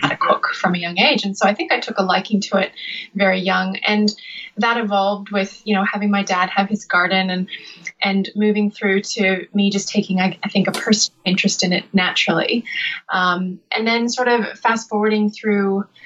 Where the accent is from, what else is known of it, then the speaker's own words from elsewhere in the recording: British Columbia and Alberta, Western Canada, Canada; moved away; I'm from the west side, the west coast. So in BC and Alberta, kind of both